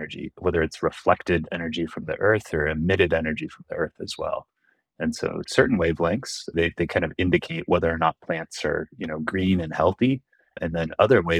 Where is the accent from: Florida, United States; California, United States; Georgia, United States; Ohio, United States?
California, United States; San Jose; also born or lived in San Diego / Irvine; I grew up in San Jose, but I went to college in San Diego